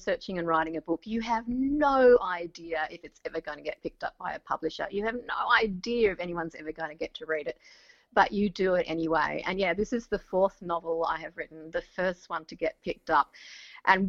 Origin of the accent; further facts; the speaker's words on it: Tasmania, Australia; I grew up in Tasmania. That's where I was born and raised.